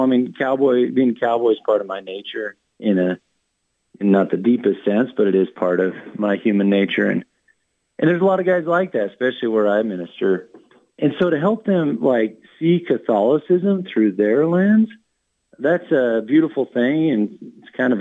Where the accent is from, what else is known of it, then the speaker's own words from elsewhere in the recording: Wyoming, United States; also born or lived in Montana; I born and raised in Wyoming.